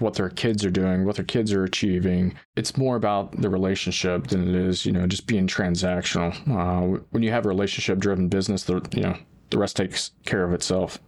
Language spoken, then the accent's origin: English; Springfield, Ohio, United States; come back to my hometown of Springfield